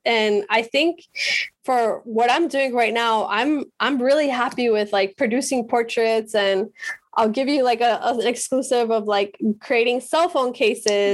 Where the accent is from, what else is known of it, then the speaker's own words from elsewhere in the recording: Medellín, Antioquia, Colombia; moved away; also born or lived in Miami / Pacific Northwest; I'm from Medellin